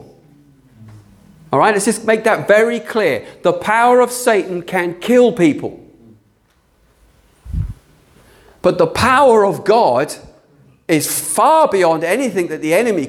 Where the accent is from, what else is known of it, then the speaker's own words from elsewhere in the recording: United Kingdom; we're British